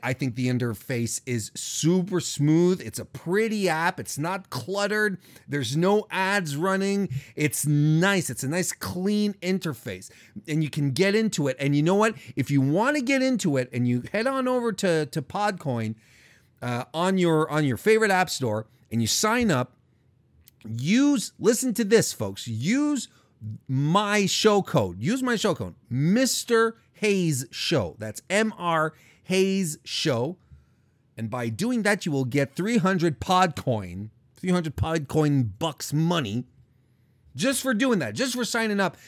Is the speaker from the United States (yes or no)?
no; Canada; Montreal is close to my hometown